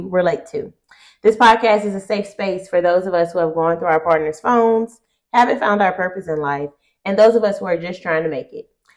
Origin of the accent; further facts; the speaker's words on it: Opelousas, Louisiana, United States; I'm from Opelousas, Louisiana.